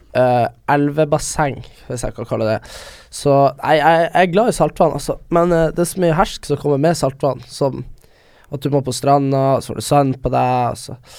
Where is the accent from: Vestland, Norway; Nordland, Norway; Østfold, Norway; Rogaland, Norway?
Nordland, Norway; Vesterålen; now in Oslo, Norway; jeg kommer fra, kommer fra Vesterålen